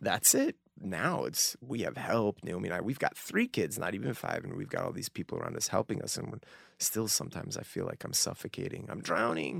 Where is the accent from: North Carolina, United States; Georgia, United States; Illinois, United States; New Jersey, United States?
Illinois, United States; Northbrook; moved away as an adult; also born or lived in Evanston, Illinois / Utah; a little town called Northbrook, a suburban Chicago, uh, northern suburbs of Chicago. beautiful place. I was born in Evanston Hospital. Um, yeah, first 18 years of my life in Northbrook, Illinois